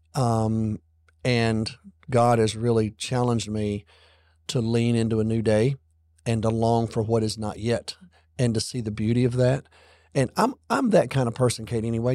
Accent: Alabama, United States; moved away; our church that I grew up in back in Alabama

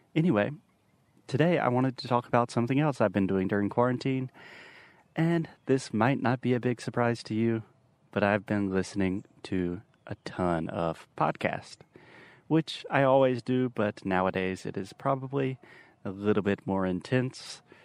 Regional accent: Spartanburg, South Carolina, United States; Spartanburg, South Carolina, which is my hometown, Minas Cidade Natal. This is where I was born and raised

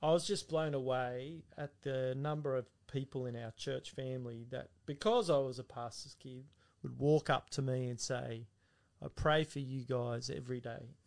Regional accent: Castle Hill, New South Wales, Australia; also born or lived in Central Coast; I was born in Chester Hill, and um, he was pastoring then. And then we moved to the Central Coast, and he was at a church there. And then when I was about uh, seven, I came to Castle Hill BAPS, and Dad was there for quite some time.

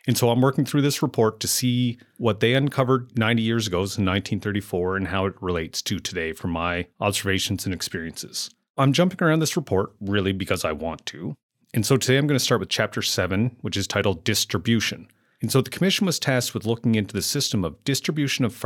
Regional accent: Amherst, Nova Scotia, Canada; moved away as an adult; growing up and then moving back to Amherst, Nova Scotia, where I now run my own business.

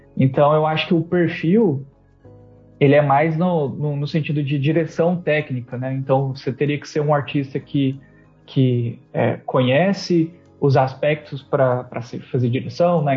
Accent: interior of Goiás, Brazil; moved away; also born or lived in São Paulo; eu sou do interior de, de Goiás

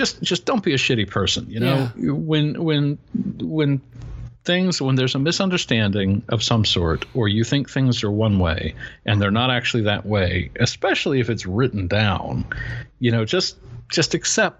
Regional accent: rural Western North Carolina, United States; being 45 minutes from my hometown in this rural Western North Carolina

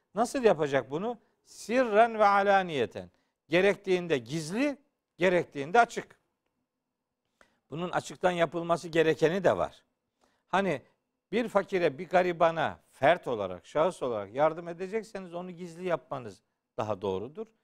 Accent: Black Sea Region, Turkey; Bizim Karadeniz'de çok olur

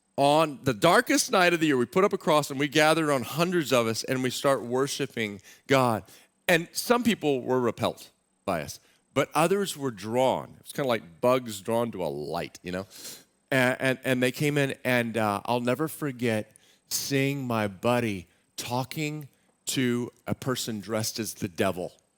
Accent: Austin, Texas, United States; moved away; also born or lived in Waco, Texas; I grew up in Austin, Texas

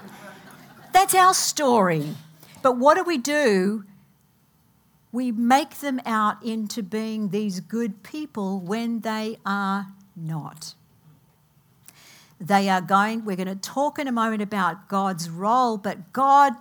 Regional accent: Australia; moved away as an adult; now in United States; I came from Australia about 30 years ago, actually, this August. I have things in my Australian culture that do not leave me.

